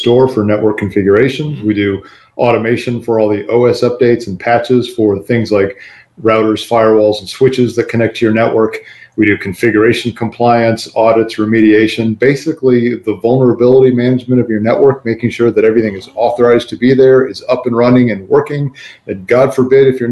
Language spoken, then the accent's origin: English; Midwest, United States; now in Dallas, United States; I live in Dallas, Texas right now. BackBox is headquartered here in Dallas. But I grew up in the Midwest